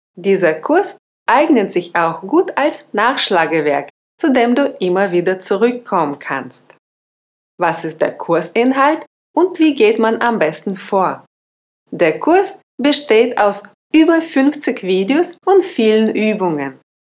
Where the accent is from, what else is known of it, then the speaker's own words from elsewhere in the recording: Russia; German is a second language; moved away; Ich bin Russin